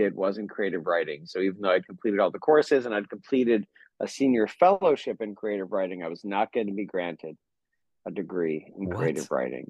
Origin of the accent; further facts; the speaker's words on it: Central New York, United States; I'm from Central New York